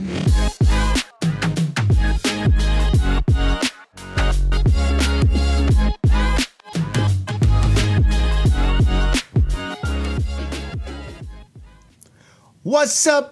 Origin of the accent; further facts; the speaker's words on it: Charlotte, North Carolina, United States; growing up back in Charlotte, North Carolina